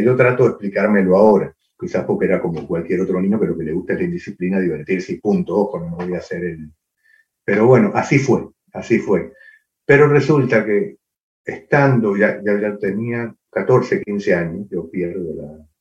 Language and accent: Spanish; Cuba; moved away; also born or lived in Argentina; pasé mi infancia en Cuba